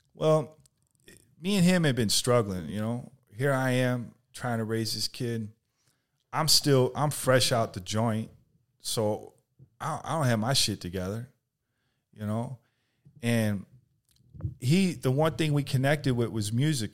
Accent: Chicago, Illinois, United States; born or raised there

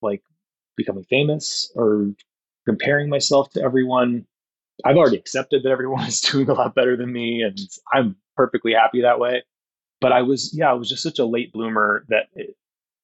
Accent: Ohio, United States; moved away as an adult; also born or lived in New York; now in Los Angeles, United States; I'm from Ohio, but the part of Ohio that like Hillbilly Elegy is set, those are my people

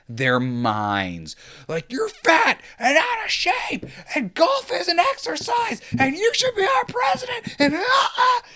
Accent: United States; I'm American

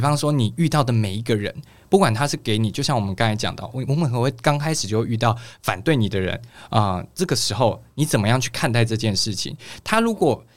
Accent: Kaohsiung, Taiwan; moved away; 我来自高雄

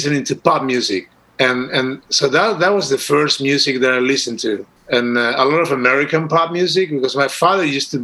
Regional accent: Uruguay; moved away as an adult; also born or lived in Amsterdam, Netherlands / Rio de Janeiro, Brazil; I was born and raised in Uruguay, South America, and when I was 22, I moved to Holland.

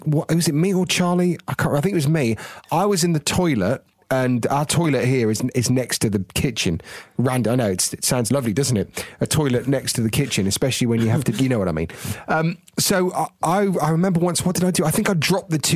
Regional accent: Midlands, United Kingdom; I grew up in the Midlands

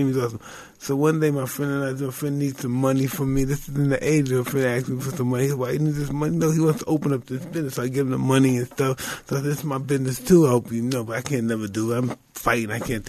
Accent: New York, United States; let's say I'm from New York.

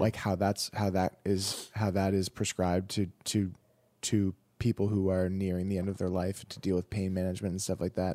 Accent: Canada; I'm super Canadian

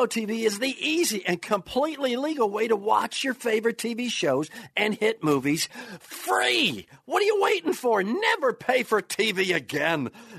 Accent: Kenosha, Wisconsin, United States; now in Cheddar Falls, United States; My hometown, son of a gun. I live in Cheddar Falls now, though, because that's the home of the International Speed Fishing Championship.

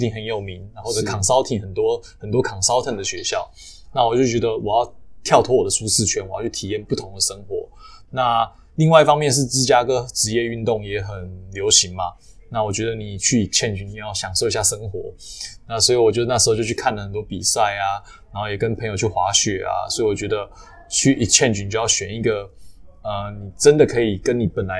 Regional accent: Taiwan; 那我要选另外一个学校，是我可以 build up 我台湾人 connection 的学校。

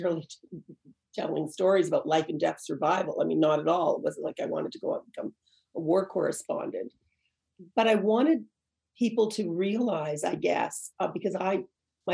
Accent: Canada; growing up in Canada

